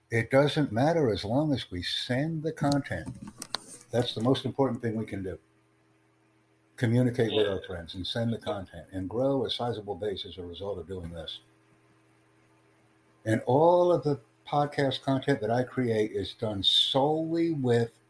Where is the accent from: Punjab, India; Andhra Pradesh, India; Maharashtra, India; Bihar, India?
Andhra Pradesh, India; English is a second language; myself, I'm Indian. Yes. So where are you from? I'm from, uh, you know, you, you, know, the state called Andhra Pradesh.